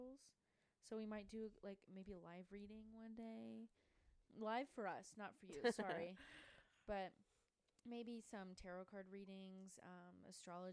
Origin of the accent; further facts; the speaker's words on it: the Deep South, United States; also born or lived in the North (US); we grew up in the South, the Deep South, and, you know, religion is a big part of culture around here.